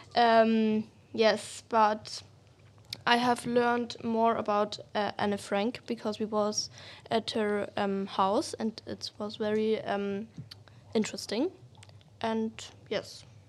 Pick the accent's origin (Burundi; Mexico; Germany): Germany; I'm from Germany